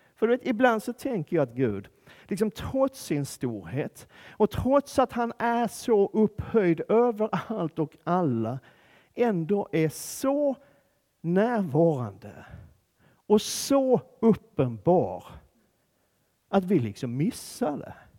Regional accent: Skåne, Sweden; jag kommer från Skåne

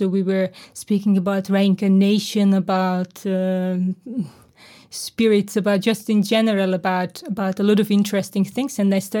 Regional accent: Hungary; because I was born and raised in Hungary, in communistic Eastern Europe.

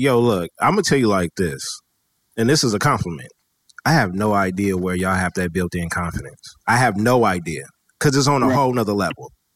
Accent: West Coast, United States; I'm from the West Coast

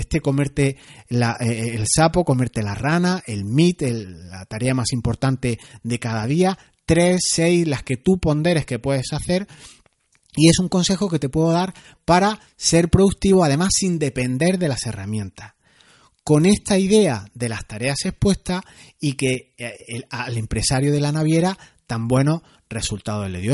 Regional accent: Granada, Andalusia, Spain; soy andaluz, granaíno, como decimos aquí

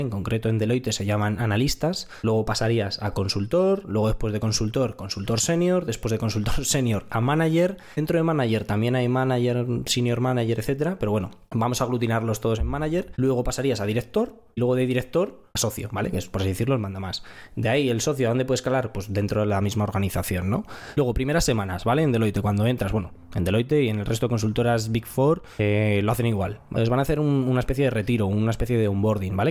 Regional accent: Madrid, Community of Madrid, Spain; tengo 26 años, soy ingeniero y soy de Madrid.

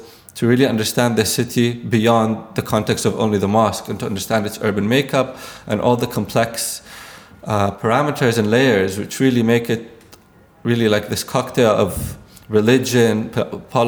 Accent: Jeddah, Makkah Province, Saudi Arabia; I was born and raised in Jeddah

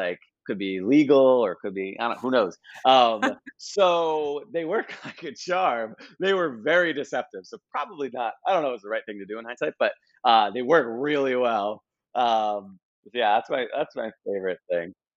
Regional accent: United States; as a U.S. person

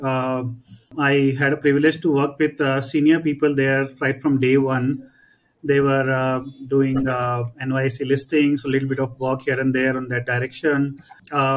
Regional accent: Kolkata, West Bengal, India; Born and brought up in Calcutta.

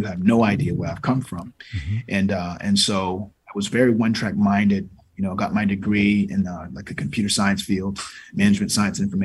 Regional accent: Norfolk, Virginia, United States; moved away; I'm from Norfolk, Virginia. I grew up in a household

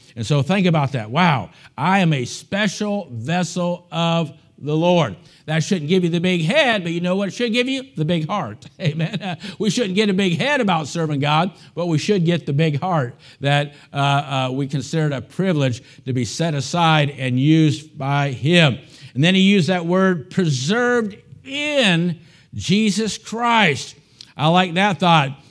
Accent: United States; as an American

